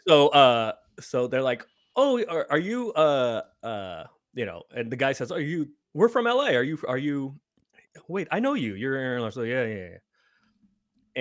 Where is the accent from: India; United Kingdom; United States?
United States; San Francisco, California; I grew up in San Francisco, so I did grow up a Warriors fan